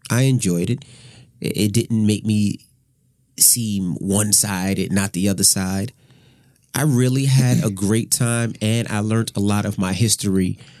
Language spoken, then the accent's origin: English; New York City, New York, United States; now in New Jersey, United States; I'm from Queens. My parents are from Queens. My parents are from Brooklyn.